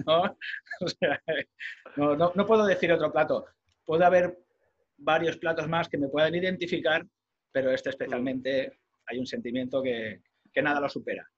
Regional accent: Molins de Rei, Catalonia, Spain; mi pueblo, ¿no? De, de Molins de Rey

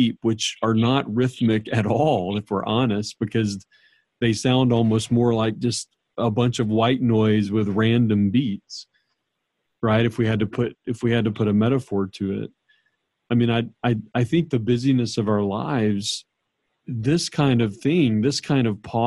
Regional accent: New Orleans, Louisiana, United States; I grew up in New Orleans

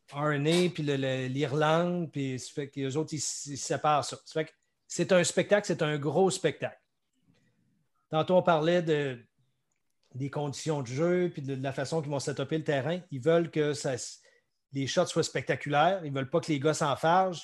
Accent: Quebec, Canada; du Québec, ici, pro du Québec

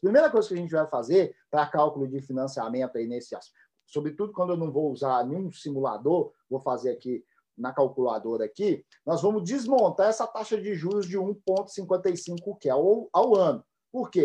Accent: Minas Gerais, Brazil; now in Japan

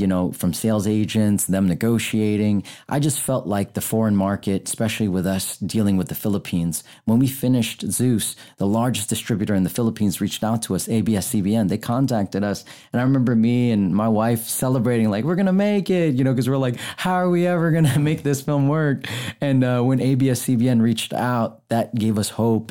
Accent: United States; I was born here in America 'cause of my dad joined the Navy

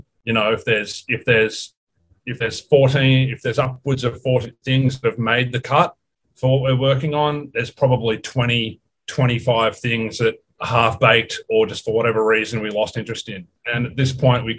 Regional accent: Australia; now in Los Angeles, United States; I'm from Australia

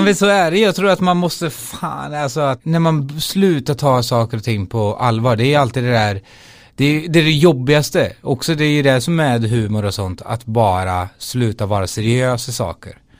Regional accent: Skara, Västra Götaland, Sweden; moved away as an adult; also born or lived in London; spelade jag liksom i olika band i Skara där jag är ifrån

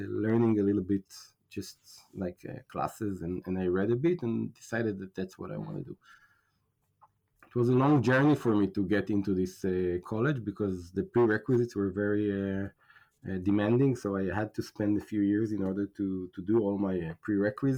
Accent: Israel; also born or lived in United States; I'm from Israel

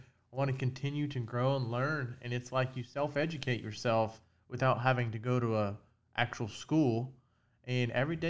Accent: North Florida, United States; I'm 31. I was born and raised in North Florida.

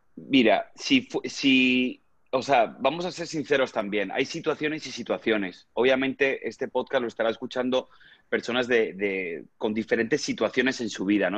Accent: Spain; moved away as an adult; now in United States; desde mi país natal, desde España, a llegar aquí a Estados Unidos

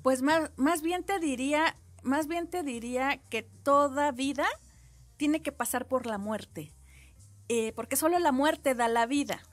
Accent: Mexico; Yo que tengo sangre guerrerense y oaxaqueña

